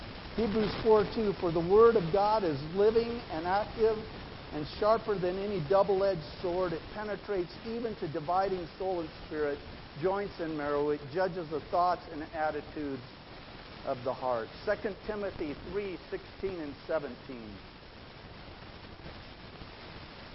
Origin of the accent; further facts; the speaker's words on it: Idaho, United States; moved away; I grew up in Idaho